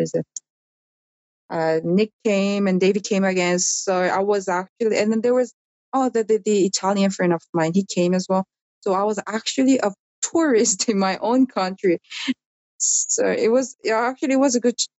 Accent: South Korea; moved away; also born or lived in Australia / Dubai; I'm from this country

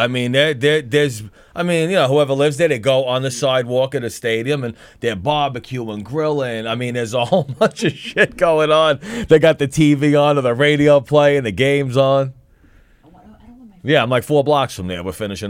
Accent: New York City, New York, United States; I'm from Brooklyn.

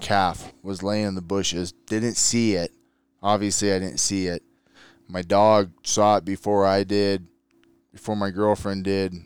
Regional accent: San Diego, California, United States; moved away as an adult; now in Utah, United States; born and raised in San Diego and, uh, California

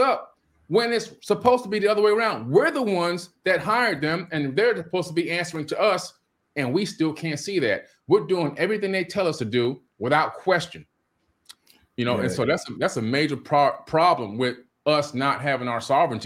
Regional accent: Miami, Florida, United States; when I was a little kid growing up in Miami

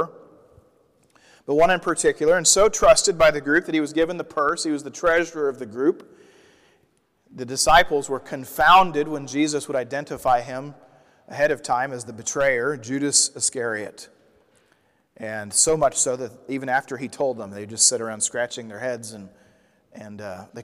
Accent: Midwest, United States; I grew up in the Midwest

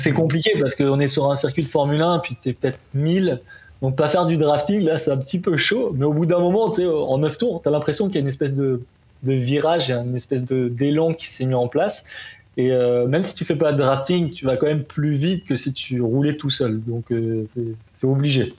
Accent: Provence-Alpes-Côte d'Azur, France; now in Montreal, Canada; je suis natif de la Côte d'Azur

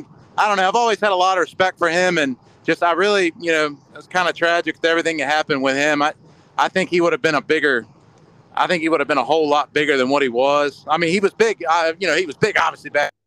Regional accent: Southside Speedway, Virginia, United States; obviously I grew up around Southside Speedway.

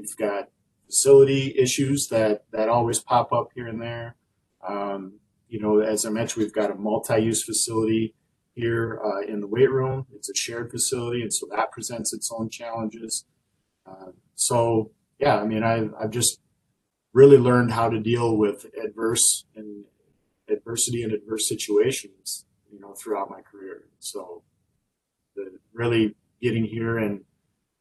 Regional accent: South Dakota, United States; moved away as an adult; now in Wisconsin, United States; I grew up in South Dakota

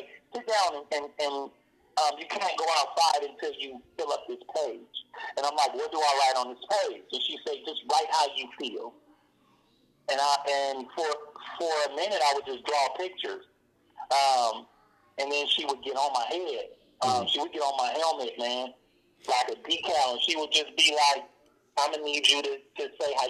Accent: Oakland, California, United States; where we grow up, our culture

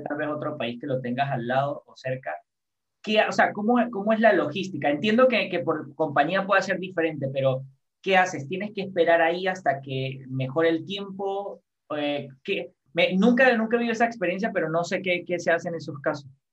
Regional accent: San Cristóbal, Táchira, Venezuela; yo soy de San Cristóbal

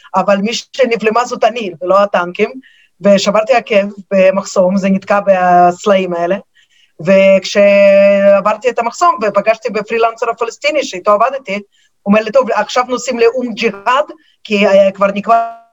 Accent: Moscow, Russia; now in Israel; אני עיתונאית אה, ממוסקבה, שם נולדתי, אני כמובן דוברת את השפה

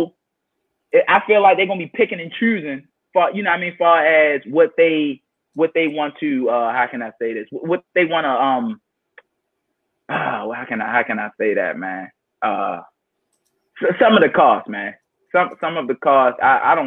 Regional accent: Baltimore, Maryland, United States; that's my hometown. I'm born and raised Baltimore, Maryland

